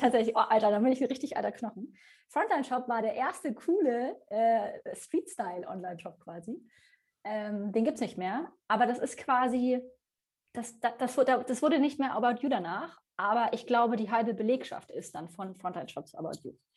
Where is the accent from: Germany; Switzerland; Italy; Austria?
Germany; Bavaria; now in Hamburg, Germany; Aber ich komme halt aus Bayern